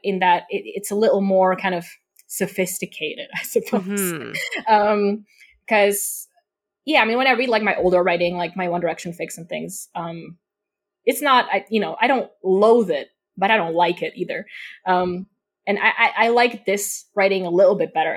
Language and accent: English; Slovakia; first language Slovak; English is a second language; also born or lived in United Kingdom; I'm also not from the UK, I'm from Eastern Europe